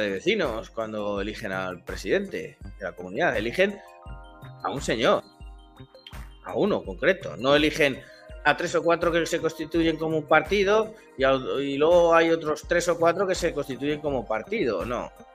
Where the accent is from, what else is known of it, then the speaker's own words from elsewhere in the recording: Spain; yo soy español, nací en España, me he criado en España, he crecido en España